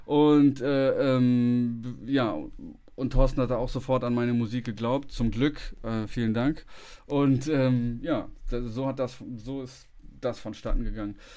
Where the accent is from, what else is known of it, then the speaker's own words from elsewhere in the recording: Bonn, North Rhine-Westphalia, Germany; moved away; ich komme ja ursprünglich aus Bonn